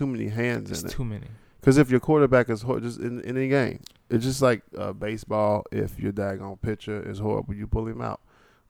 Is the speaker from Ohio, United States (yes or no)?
yes; Cincinnati, Ohio, United States; I'm from Cincinnati. We don't have a home team.